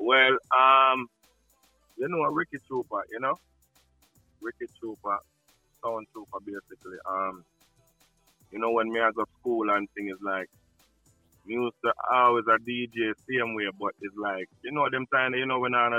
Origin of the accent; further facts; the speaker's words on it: New York City, New York, United States; also born or lived in Saint Ann, Jamaica; born in Jamaica, but I grew up in Brooklyn, New York City